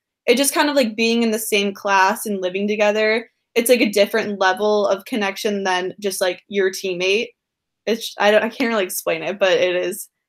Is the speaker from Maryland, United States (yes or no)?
yes; Maryland, United States